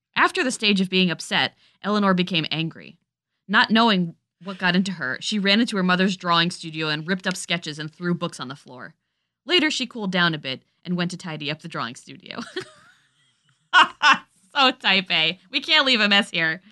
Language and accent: English; Guilford, Connecticut, United States; I grew up in Guilford.